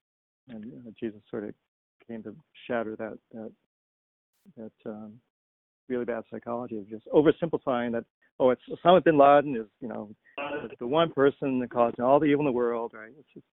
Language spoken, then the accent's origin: English; Detroit, Michigan, United States; now in California, United States; so I grew up in Detroit, had that experience when I came out here.